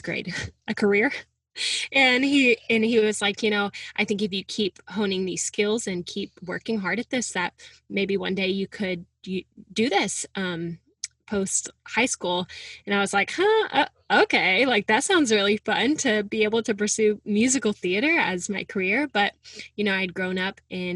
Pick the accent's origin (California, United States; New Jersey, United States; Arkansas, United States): Arkansas, United States; Little Rock; moved away as an adult; also born or lived in Oklahoma City; now in New York City, United States; I'm from Little Rock, Arkansas. I'm the youngest of three girls. And yeah, growing up, faith and family was just such a big part of my life